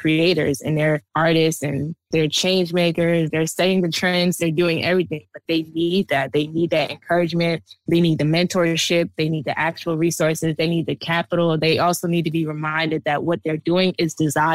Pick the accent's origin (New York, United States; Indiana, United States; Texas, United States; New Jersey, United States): New Jersey, United States; East Orange; I grew up in East Orange, New Jersey.